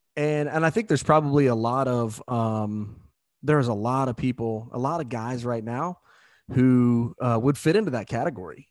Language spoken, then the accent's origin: English; Southeast Indiana, United States; we grew up in Southeast Indiana